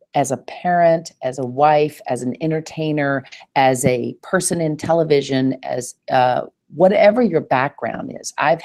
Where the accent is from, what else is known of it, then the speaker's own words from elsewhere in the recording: the South, United States; accent: Southern; I'm certain that my Southern accent, that boy, when I had to talk about money, it would get lot thicker than usual.